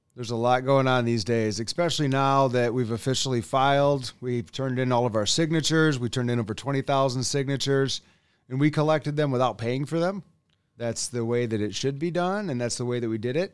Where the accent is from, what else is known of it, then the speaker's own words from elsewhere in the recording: West Michigan, United States; also born or lived in Allendale, Michigan; I'm from West Michigan